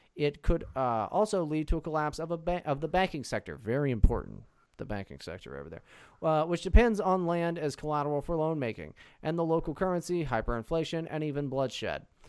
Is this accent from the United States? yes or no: yes; United States; I'm an American.